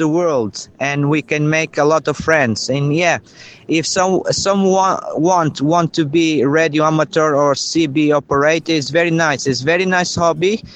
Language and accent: English; São Jorge, Madeira, Portugal; I'm from North Madeira Island, a place called São Jorge, near from the lighthouse.